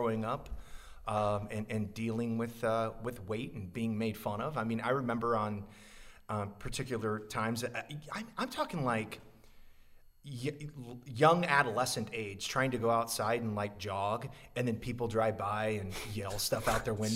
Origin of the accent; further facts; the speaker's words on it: Council Bluffs, Iowa, United States; I grew up here in Council Bluffs, Omaha metro area